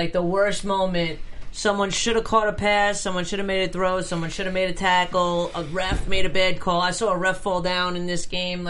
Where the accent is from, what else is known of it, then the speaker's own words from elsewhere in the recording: New York, United States; I'm not a Jersey girl. I'm from New York.